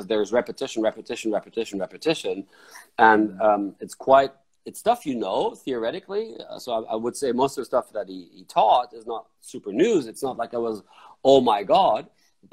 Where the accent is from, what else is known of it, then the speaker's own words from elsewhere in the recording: Frankfurt, Hesse, Germany; I grew up in Frankfurt